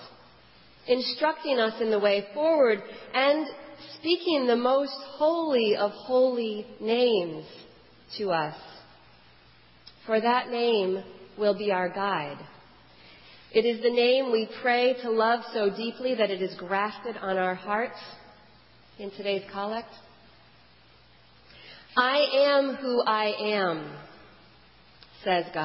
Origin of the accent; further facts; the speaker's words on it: Houston, Texas, United States; I was born in Houston